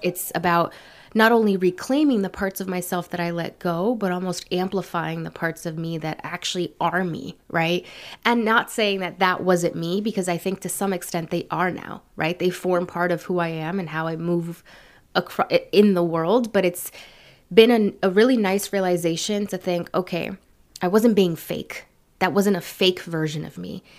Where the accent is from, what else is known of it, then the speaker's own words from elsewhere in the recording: San Francisco, California, United States; also born or lived in San Leandro, California / Berkeley, California; Born and raised in San Francisco, California